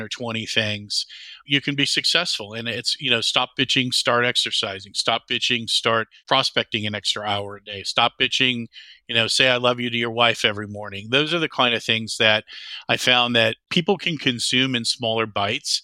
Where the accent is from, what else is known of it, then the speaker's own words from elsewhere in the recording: Whitefish Bay, Wisconsin, United States; moved away as an adult; also born or lived in Charleston, South Carolina / Madison, Wisconsin; I grew up in Whitefish Bay is a suburb of Milwaukee. So I grew up there